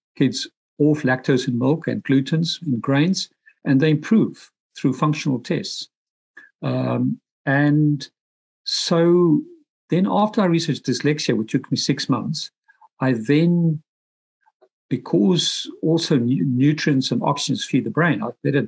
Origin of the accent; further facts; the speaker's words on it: Pretoria, Gauteng, South Africa; moved away as an adult; also born or lived in London, United Kingdom; now in Dublin, Ireland; I'm originally from Pretoria, South Africa, the heart of apartheid, moved to London, UK, age 25, spent about 21 years there, but I'm now in Dublin, Ireland.